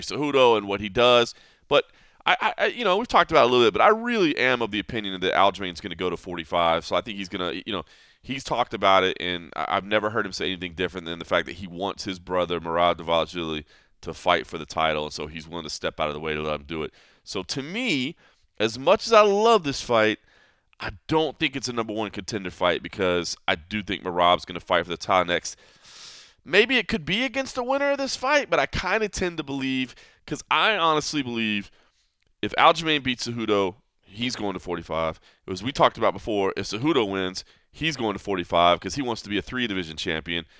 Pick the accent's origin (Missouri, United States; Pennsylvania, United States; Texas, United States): Texas, United States; moved away; my home state of Texas